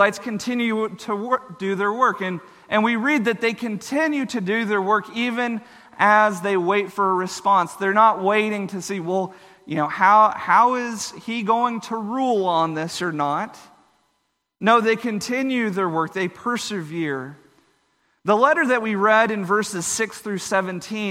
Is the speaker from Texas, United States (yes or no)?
yes; Texas, United States; where I grew up in Texas